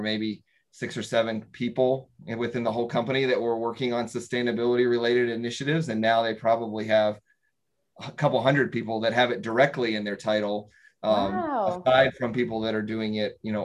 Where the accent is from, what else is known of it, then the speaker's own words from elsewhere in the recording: North Carolina, United States; Growing up in North Carolina, certainly there's a lot more textile